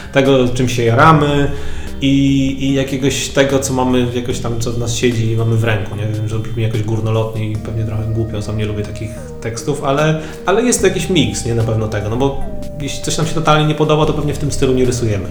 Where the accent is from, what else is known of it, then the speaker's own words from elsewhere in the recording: Warmian-Masurian Voivodeship, Poland; ja pochodzę z Mazur, z takiej niezbyt dużej miejscowości